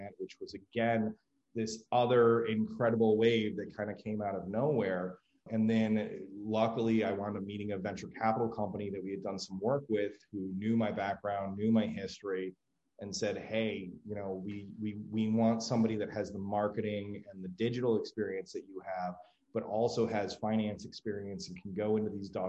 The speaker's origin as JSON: {"language": "English", "region": "New York", "country": "United States", "tie": "born or raised there", "said": "I grew up in New York and graduated high school in the mid 90s"}